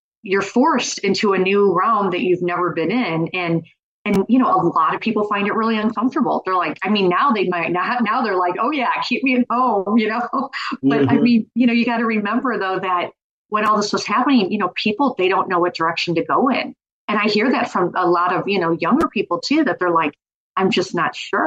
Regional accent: Missouri, United States; I'm from Missouri

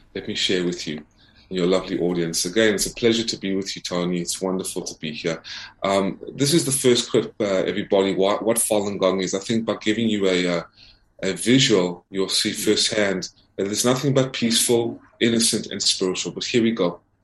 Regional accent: South Africa; now in United States; I, was born in South Africa

